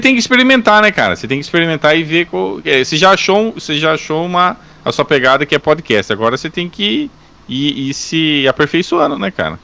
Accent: Santa Bárbara d'Oeste, São Paulo, Brazil; Eu sou do interior de São Paulo

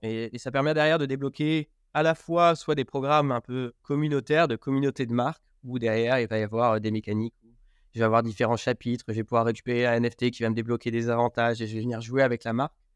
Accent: Berry, Centre-Val de Loire, France; moved away as an adult; Je viens du Berry, où je suis retourné vivre à mi-temps. j'ai grandi ici avec mon frère

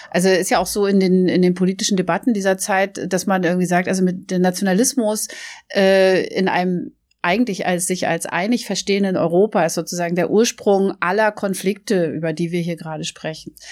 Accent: Norway; wie die da in Norwegen, also das, wo ich herkomme, das hat es irgendwie doch eine ganz, ganz propere Lösung

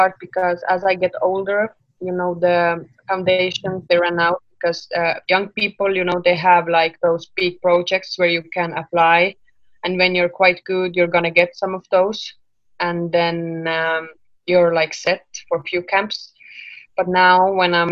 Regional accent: Estonia; I'm from Estonia

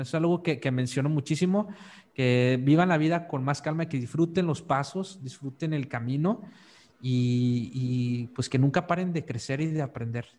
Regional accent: northern Mexico, Mexico; moved away as an adult; also born or lived in Monterrey, Mexico; yo soy del norte de México

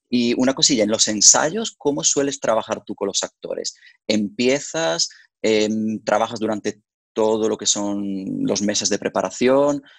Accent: Verona, Veneto, Italy; moved away; yo soy originario de Verona, por lo tanto, desde pequeño yo iba al famoso Festival de la Arena de Verona

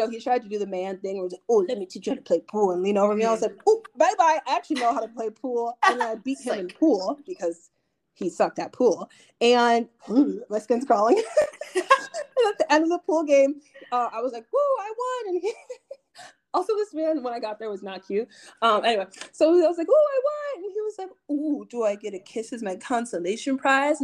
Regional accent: Nigeria; I'm Nigerian.

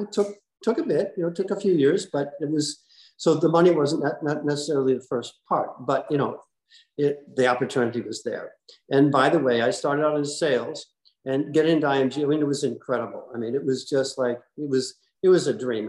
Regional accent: New Jersey, United States; moved away as an adult; also born or lived in New York; now in Wellington, Florida, United States; I'm a kid from New Jersey

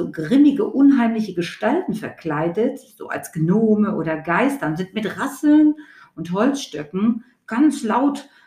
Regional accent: Hesse, Germany; Also ich komme ja aus Hessen, da haben wir immer Fasching gesagt

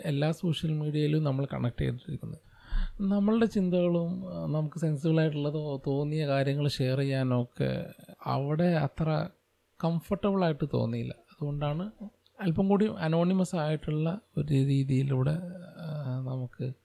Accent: Malappuram, Kerala, India; accent: Malappuram dialect; now in Kochi, India; ഇതിനു മുമ്പൊക്കെ ഞാൻ വളരെ നന്നായിട്ട് മലപ്പുറം ഭാഷ പറഞ്ഞുകൊണ്ടിരുന്നു

